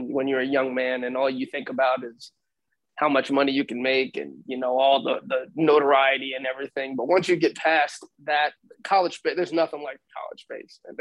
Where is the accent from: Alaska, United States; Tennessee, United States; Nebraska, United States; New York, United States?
New York, United States; moved away as an adult; also born or lived in Texas; I was from New York